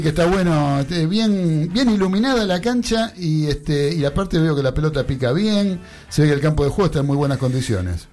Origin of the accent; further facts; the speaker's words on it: Buenos Aires, Argentina; yo me crié en Flores. En la Plaza Flores